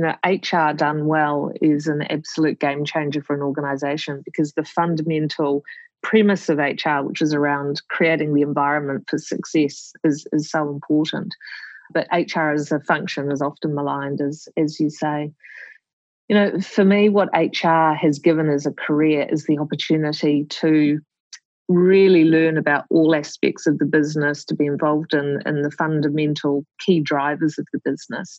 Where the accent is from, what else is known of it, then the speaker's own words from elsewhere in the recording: New Zealand; moved away as an adult; also born or lived in Melbourne, Australia; as a New Zealander in Melbourne